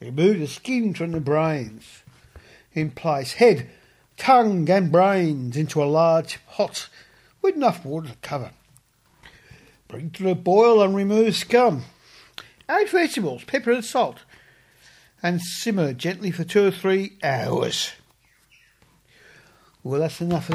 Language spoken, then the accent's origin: English; Australia; also born or lived in England; I'm an Australian. I was born in England, but I am an Australian